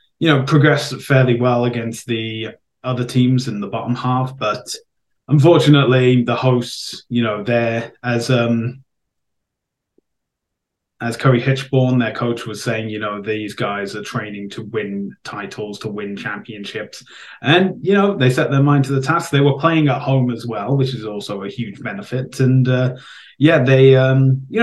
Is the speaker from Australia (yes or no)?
no; Welsh, Wales, United Kingdom; I'm Welsh